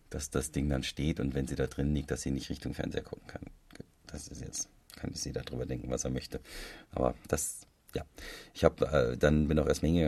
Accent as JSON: {"language": "German", "region": "Hesse", "country": "Germany", "said": "das ähm, macht für mich als Hesse natürlich nochmal viel sympathischer."}